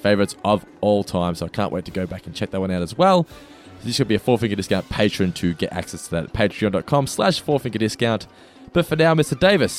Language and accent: English; Norlane, Victoria, Australia; Oh, mate, I grew up in Norlane, so.